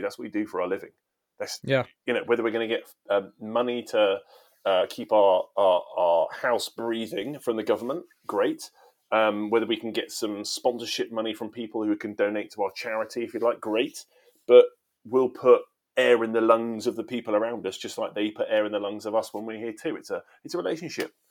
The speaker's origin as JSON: {"language": "English", "region": "England", "country": "United Kingdom", "said": "I am British, English"}